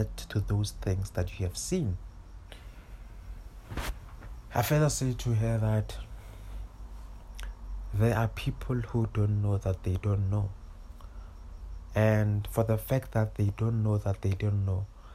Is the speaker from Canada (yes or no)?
no; Pretoria, Gauteng, South Africa; I grew up in Mamelodi. I grew up 15 minutes away from the CBD, from the main town